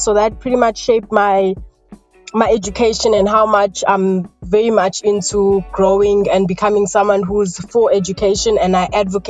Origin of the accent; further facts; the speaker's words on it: Newlands, KwaZulu-Natal, South Africa; I grew up in Newlands, initially first in Newlands West, which attributed to my accent a bit, although it's faded because in 2015 I moved to Newlands East.